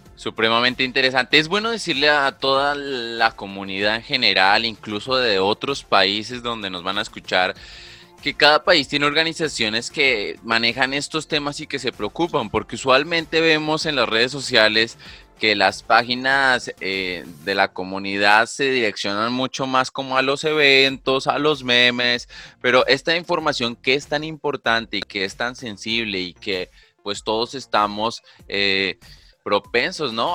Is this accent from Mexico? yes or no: no; Colombia